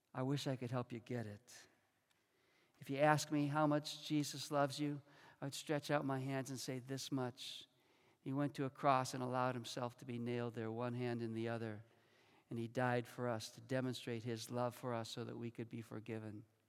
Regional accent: Chicago, Illinois, United States; moved away as an adult; also born or lived in Rockford, Illinois; I was born and raised in Chicago. I went to the same school system, lived in the same neighborhood until I was 18 and came here to college

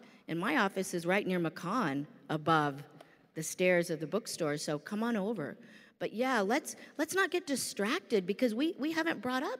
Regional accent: India; And I lived a good part of my life in my home country of India, and I can do the accent very easily.

